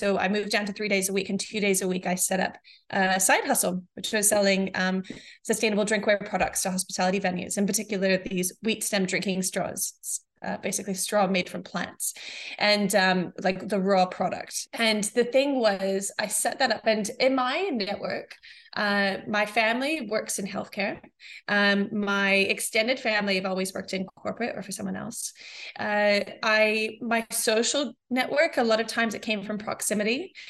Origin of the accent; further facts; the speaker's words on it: New Zealand; also born or lived in New Mexico, United States; My background is I was born in New Mexico in the States, and I moved to New Zealand when I was 8. And I went to maybe 5 schools over 3 years.